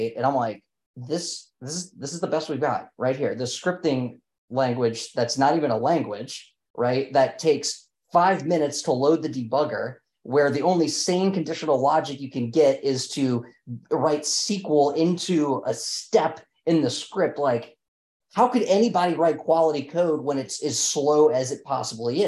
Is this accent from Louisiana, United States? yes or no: yes; New Orleans, Louisiana, United States; we're both from New Orleans